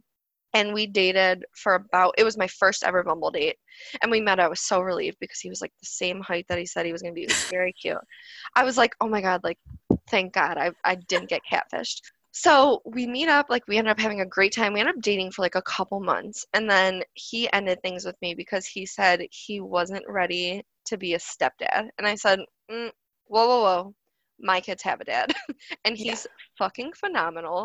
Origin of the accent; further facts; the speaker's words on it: suburb of Cleveland, Ohio, United States; I'm not from Cleveland. I'm actually from, like, a suburb of Cleveland, but it's very close